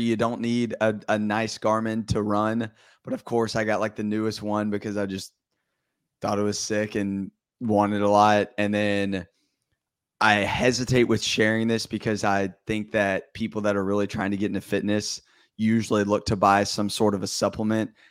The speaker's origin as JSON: {"language": "English", "town": "Vestavia Hills", "region": "Alabama", "country": "United States", "said": "I am from Birmingham, or Vestavia, Alabama, and I live in Vestavia, Alabama."}